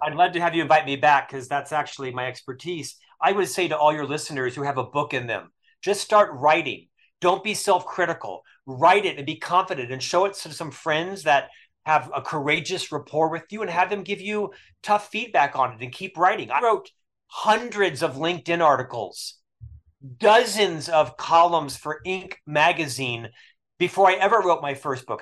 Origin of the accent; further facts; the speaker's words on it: Orlando, Florida, United States; moved away as an adult; also born or lived in Provo, Utah; I was raised in Central Florida, born and raised in Orlando area